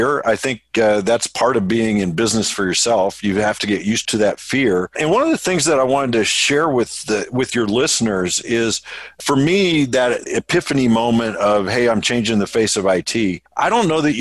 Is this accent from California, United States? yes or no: no; Indianapolis, Indiana, United States; I'm from Indianapolis